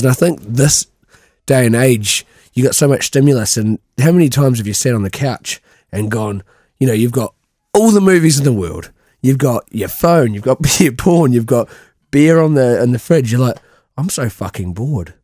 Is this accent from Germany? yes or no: no; New Zealand; moved away; I'm from New Zealand